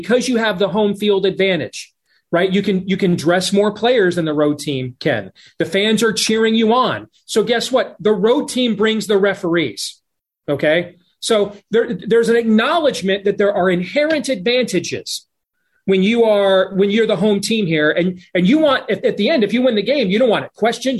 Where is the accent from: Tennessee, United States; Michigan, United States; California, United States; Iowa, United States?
Iowa, United States; in my home state of Iowa